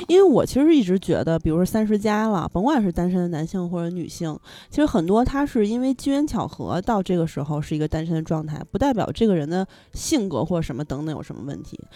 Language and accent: Chinese; Beijing, China; 我是土著